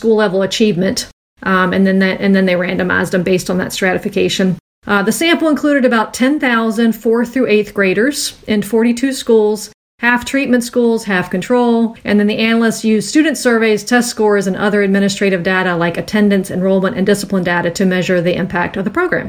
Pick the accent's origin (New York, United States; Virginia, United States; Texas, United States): Virginia, United States; my home state